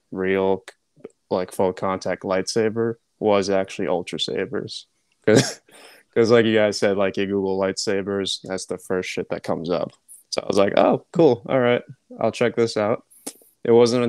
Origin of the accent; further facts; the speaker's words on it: Philippines; I'm Filipino